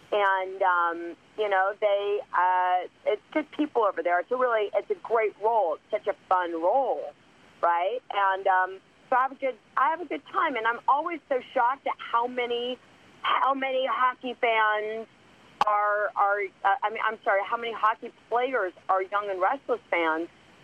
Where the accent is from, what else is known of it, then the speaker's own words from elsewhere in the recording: Los Angeles, California, United States; also born or lived in Chicago; I am from L.A.